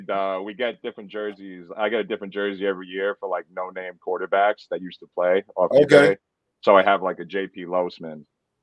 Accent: New York, United States; moved away as an adult; now in New England, United States; I grew up in New York

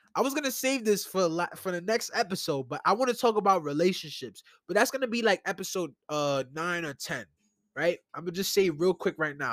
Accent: New York City, New York, United States; I grew up in New York all my life. I was born in, in Brookdale Hospital. I'm a Brooklyn native.

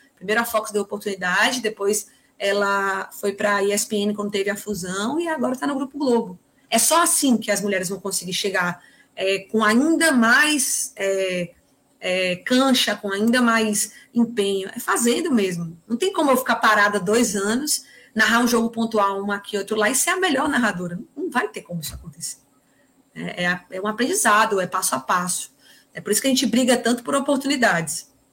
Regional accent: Northeast Region, Brazil

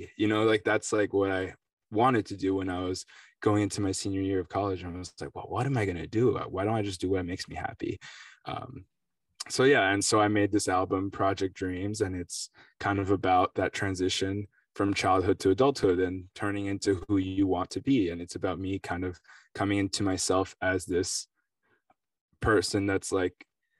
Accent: Connecticut, United States; I'm just like a musician, I guess, like a guy from Connecticut, New York City area. You know, I'm French American and Italian as well. Went to a French school in New York, you know, for high school, University of Chicago for college.

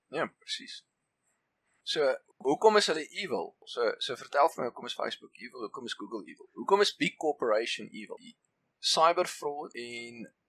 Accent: South Africa

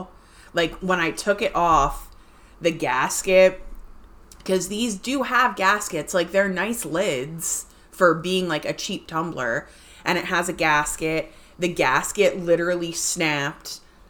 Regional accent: New Jersey, United States; also born or lived in Trenton, New Jersey; we're from South Jersey, so a lot of the things we do are South Jersey centric or just Jersey centric, this area. We used to live more north near Trenton

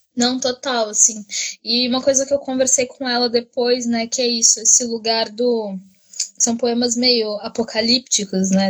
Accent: Brazil; como brasileira

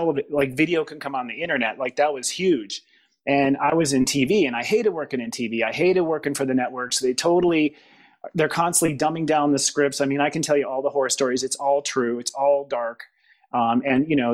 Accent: Midwest, United States; moved away; also born or lived in Los Angeles / San Francisco; I'm from the Midwest

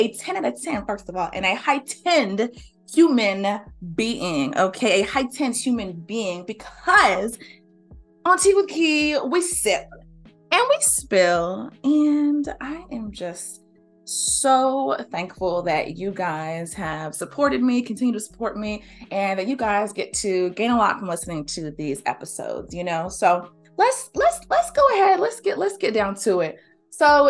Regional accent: the South, United States; I'm from the South, you know, born and raised

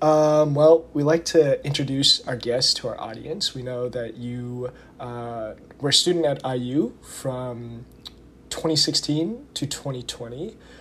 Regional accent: Indiana, United States; I'm from Indiana originally.

